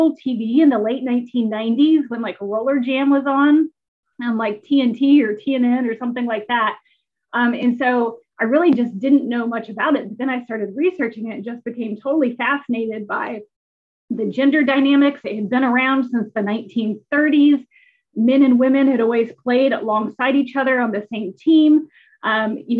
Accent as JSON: {"language": "English", "region": "Indiana", "country": "United States", "tie": "born or raised there", "also_born_or_lived": "Massachusetts / Nebraska / Louisville, Kentucky", "moved": "as an adult", "said": "growing up in Indiana, a true Hoosier at heart, I grew up on basketball"}